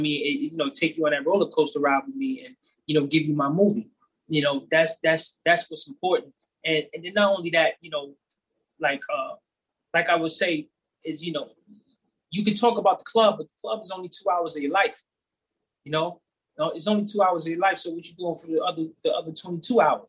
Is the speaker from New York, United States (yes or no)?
yes; New York City, New York, United States; I'm from the Bronx